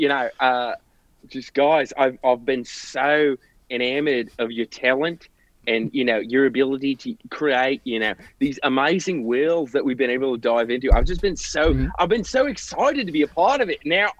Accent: Missouri, United States; No. I'm from Missouri, mate.

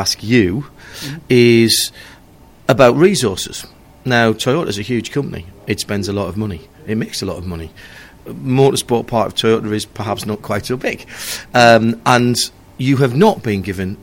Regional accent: England, United Kingdom; us English

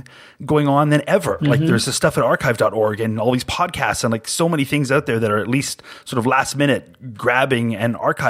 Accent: Canada

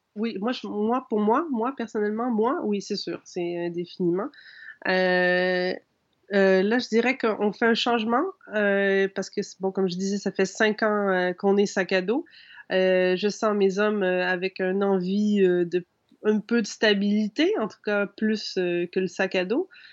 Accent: Quebec, Canada; je suis un canadien

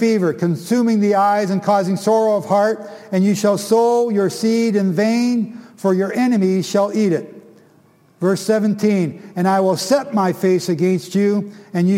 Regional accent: Canada; I'm from Canada

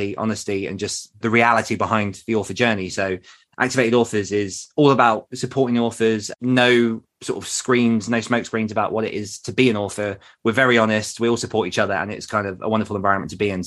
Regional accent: United Kingdom; being British

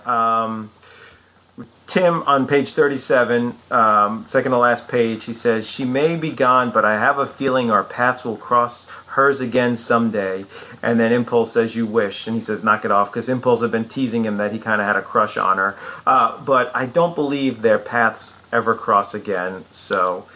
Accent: Long Island, New York, United States; growing up in Long Island, New York

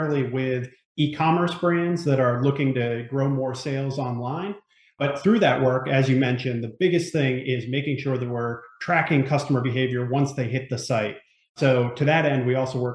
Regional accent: Northeast, United States; now in Ellicott City, United States; I'm from the Northeast originally

